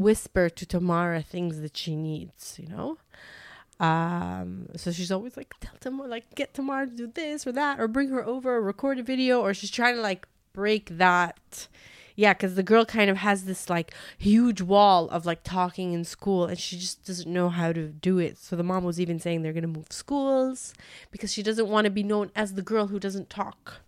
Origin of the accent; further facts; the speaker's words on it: Canada; I grew up in Canada